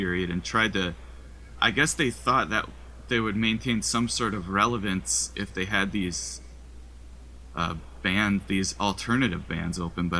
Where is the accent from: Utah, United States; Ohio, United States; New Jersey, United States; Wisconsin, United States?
Wisconsin, United States; accent: Wisconsin; my Wisconsin accent.